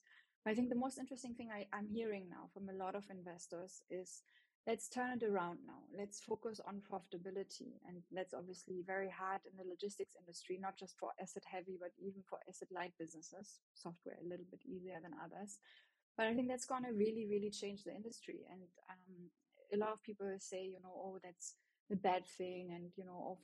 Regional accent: Germany; accent: German; English is a second language; you hear my German accent

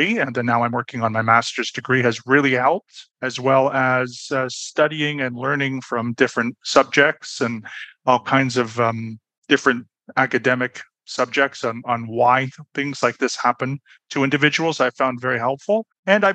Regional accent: Toronto, Ontario, Canada; moved away as an adult; also born or lived in Berlin, Germany; now in Budapest, Hungary; I was born and raised in Toronto, Canada, but I'm currently living in Budapest, Hungary.

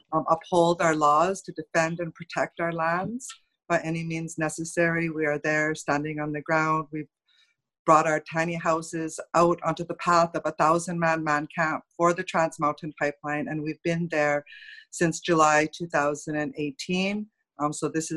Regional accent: Secwepemc and Ktunaxa nations, British Columbia, Canada; It means red woman in Tanaka. I'm both from the Sequatmuk and the Tanaka nations. I'm coming to you right now from the Sequatmuk Uluk

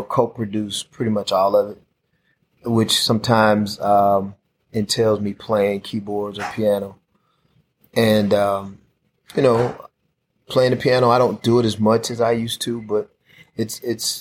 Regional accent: Jackson, Mississippi, United States; I was born and raised in Southwest Jackson

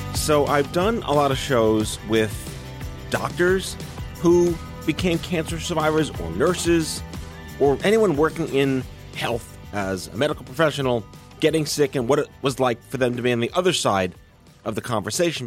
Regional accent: New York City, New York, United States; I grew up on on Staten Island

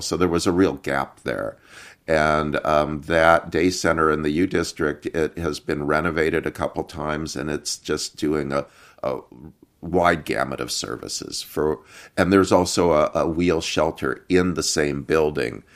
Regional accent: Iowa, United States; moved away as an adult; also born or lived in Seattle; I grew up in Iowa in a family of Turkish, uh, American immigrants, and, um, moved to Seattle in nineteen eighty-eight.

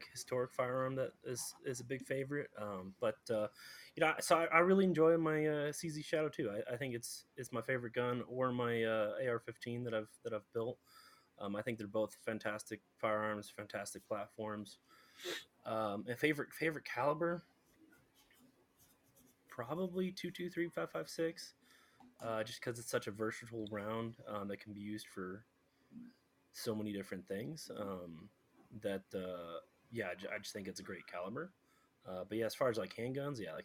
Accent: Colorado, United States; also born or lived in Houston, Texas; So I grew up in Colorado, but I did live in Texas for about 3 years down in Houston

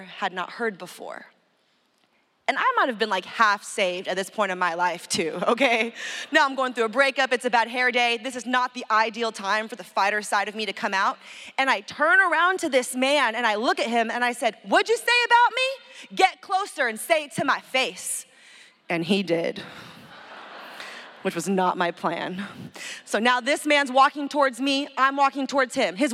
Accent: San Francisco, California, United States; my hometown, San Francisco

